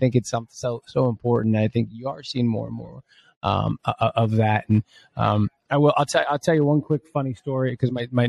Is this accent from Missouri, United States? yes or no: yes; St. Louis, Missouri, United States; I'm from St. Louis, and I don't like it here, but it is what it is.